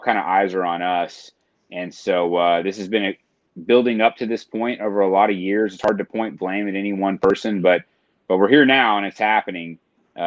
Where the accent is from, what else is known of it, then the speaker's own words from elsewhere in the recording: Tulsa, Oklahoma, United States; I grew up in Tulsa